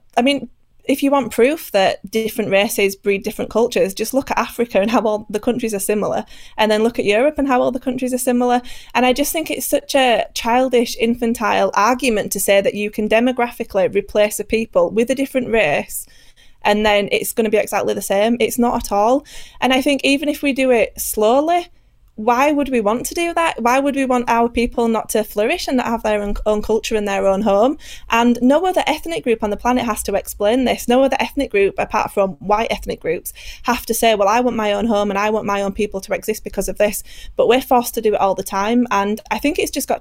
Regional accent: United Kingdom; speaking as a British person

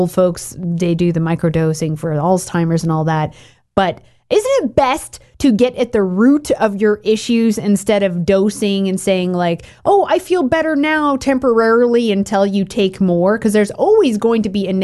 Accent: Oregon, United States; I grew up in Oregon.

